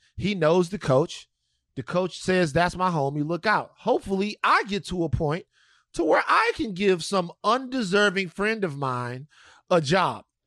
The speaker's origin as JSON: {"language": "English", "region": "Louisiana", "country": "United States", "tie": "born or raised there", "moved": "yes", "said": "my home state of Louisiana"}